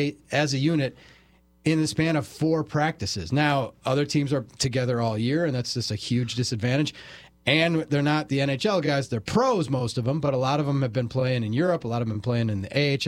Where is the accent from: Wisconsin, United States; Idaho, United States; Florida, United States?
Wisconsin, United States; Menomonee Falls; the Honey Bucket is a bar in my hometown, Menominee Falls